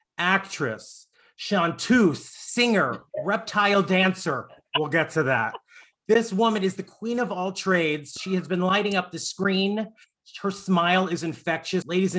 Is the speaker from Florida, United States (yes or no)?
yes; Florida, United States; also born or lived in Long Island, New York; now in Los Angeles, United States; I grew up in the South. Actually, I was born in Long Island. I grew up in Florida. Now I'm in LA. I'm literally from the Bermuda Triangle of trash